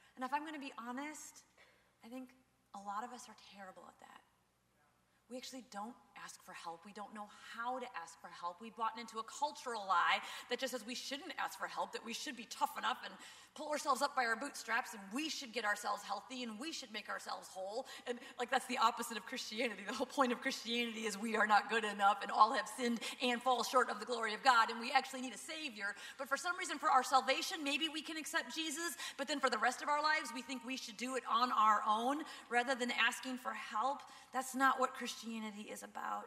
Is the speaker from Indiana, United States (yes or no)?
no; Minnesota, United States; we're from Minnesota